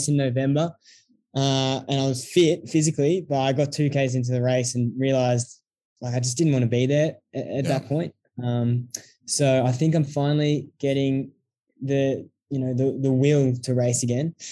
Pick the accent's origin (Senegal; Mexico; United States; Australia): Australia; Melbourne, Victoria; also born or lived in Canberra; I'm from Melbourne